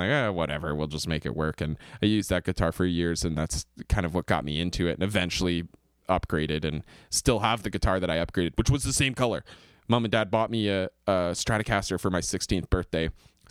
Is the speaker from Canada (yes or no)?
yes; Kingston, Ontario, Canada; I'm a Canadian singer-songwriter from Kingston, Ontario.